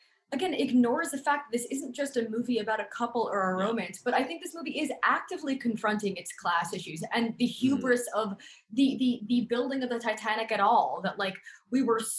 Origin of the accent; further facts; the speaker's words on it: New York, United States; I grew up on Long Island, so 45 minutes from New York City, baby.